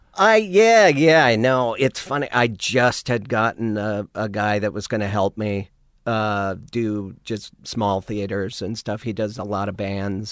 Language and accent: English; Missoula, Montana, United States; moved away as an adult; also born or lived in Monterey / Austin; growing up in Montana